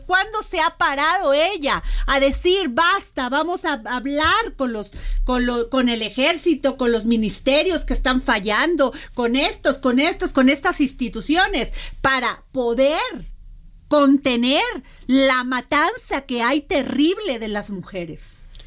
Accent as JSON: {"language": "Spanish", "region": "Veracruz", "country": "Mexico", "said": "Yo soy veracruzana"}